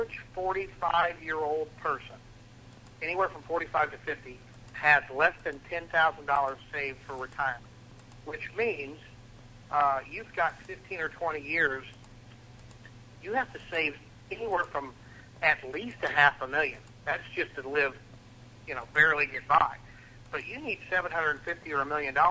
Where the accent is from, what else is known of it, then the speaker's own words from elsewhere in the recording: Midwest, United States; moved away as an adult; now in Florida, United States; I am from the Midwest, but I moved down to Florida in 2009